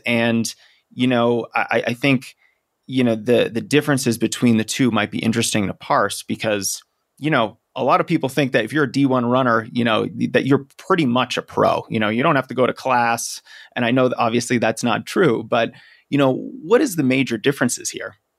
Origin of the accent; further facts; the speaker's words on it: Boston, Massachusetts, United States; now in Denver, United States; my hometown is Boston